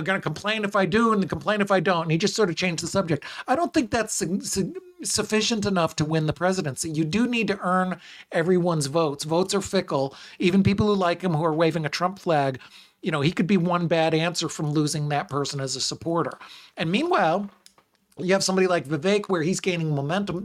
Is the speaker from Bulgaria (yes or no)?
no; United States; as an American